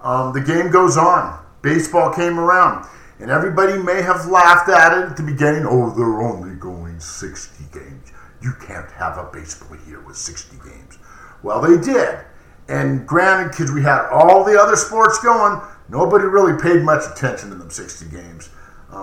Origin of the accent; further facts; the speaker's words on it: Los Angeles, California, United States; Yes, I was born in Los Angeles. Yes, I was there as a child growing up.